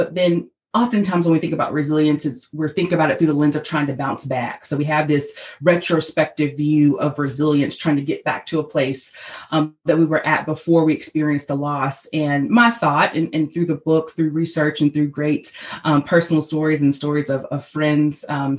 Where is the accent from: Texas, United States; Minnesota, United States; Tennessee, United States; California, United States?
Tennessee, United States; Nashville; I'm from Nashville, Tennessee, and I'm standing in my home office right here in Nashville today